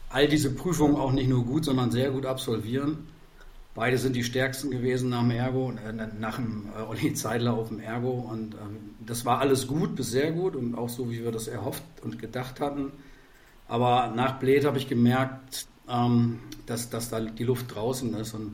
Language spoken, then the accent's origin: German; Verden, Lower Saxony, Germany; Ich komme komm tatsächlich aus Pferden an der Aller mit V, kennen die wenigsten, kleiner Verein äh, südlich von Bremen.